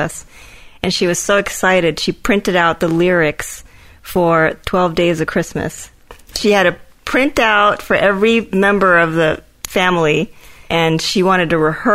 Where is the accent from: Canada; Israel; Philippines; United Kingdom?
Philippines; now in United States; I was born in the Philippines and I moved to the U.S.